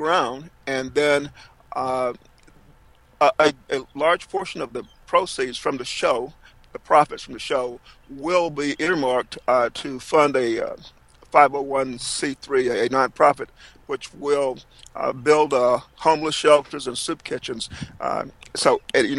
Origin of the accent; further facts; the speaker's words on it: Fairmont, North Carolina, United States; my hometown of Fairmont, North Carolina